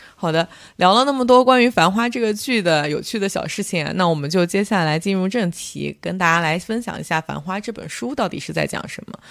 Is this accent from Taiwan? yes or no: no; northern China, China; now in Shanghai, China; 作为一个北方人来讲，我觉得上海话真的很难懂。我来了差不多十年